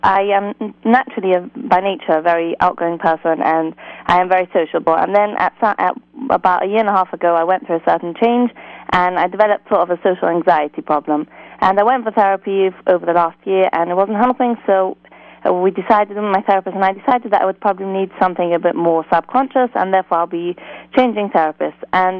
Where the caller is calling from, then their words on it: England, United Kingdom; I'm calling from England.